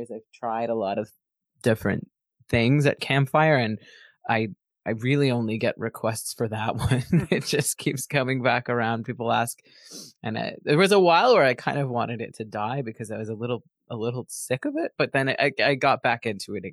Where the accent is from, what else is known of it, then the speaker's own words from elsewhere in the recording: Kingston, Ontario, Canada; my hometown, Kingston, Ontario